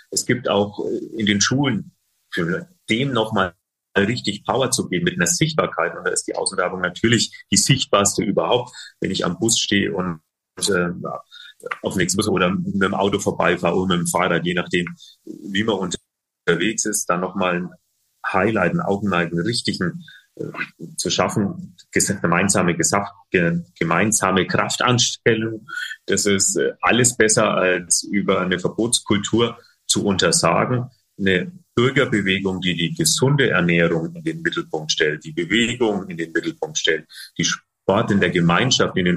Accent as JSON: {"language": "German", "town": "Bayreuth", "region": "Bavaria", "country": "Germany", "tie": "born or raised there", "said": "Es äh, gibt auch in meiner Heimatstadt Bayreuth gab es ein äh, Projekt von der Tafel"}